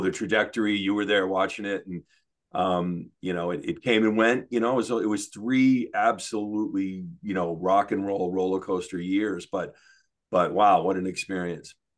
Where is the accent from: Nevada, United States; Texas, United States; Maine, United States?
Maine, United States; also born or lived in Denver, Colorado / Detroit area, Michigan; So when I was about eight, uh, say, you know, 71, maybe, maybe 70, yeah, 71, we moved to Maine. And, you know, we moved to a podunk town. Um, and, uh, you know, I basically grew up in a barn